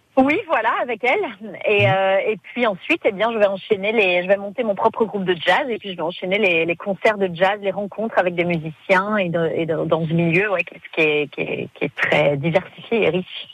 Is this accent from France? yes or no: yes; France; je suis française